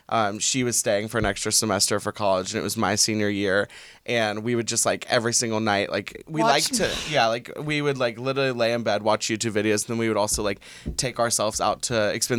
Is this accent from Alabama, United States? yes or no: yes; Montgomery, Alabama, United States; moved away as an adult; also born or lived in Atlanta; now in Los Angeles, United States; I'm from Montgomery, Alabama